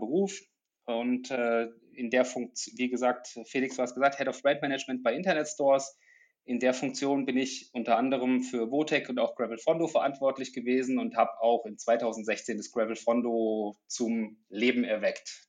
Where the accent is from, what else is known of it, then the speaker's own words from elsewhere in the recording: Germany; moved away; Ich komme ursprünglich aus der Nähe von Frankfurt, aus einer ländlichen Region, so zwischen Spessart und Rhön